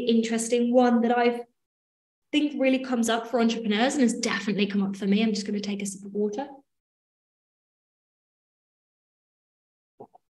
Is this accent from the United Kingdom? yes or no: yes; England, United Kingdom; I'm English